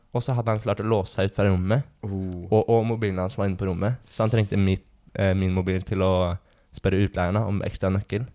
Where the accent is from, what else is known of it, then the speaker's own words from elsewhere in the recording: Fredrikstad, Østfold, Norway; jeg er fra Fredrikstad, 22 år